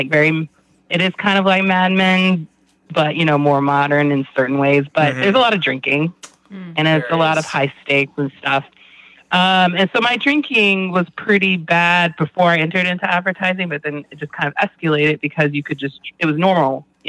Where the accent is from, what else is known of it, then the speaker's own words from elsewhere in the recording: Glen Burnie, Maryland, United States; also born or lived in Georgia / Germany; I was born in Georgia, actually. I'm a military kid. So I spent a lot of my time growing up between Glen Burnie, Maryland, as you guys have given the shout out to Glen Burnie, GB, as well as Germany.